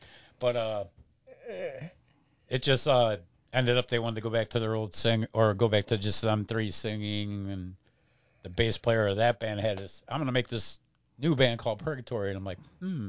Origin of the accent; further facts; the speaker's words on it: Berea, Ohio, United States; also born or lived in New Orleans; I was born in Berea. I actually went to New Orleans for a year.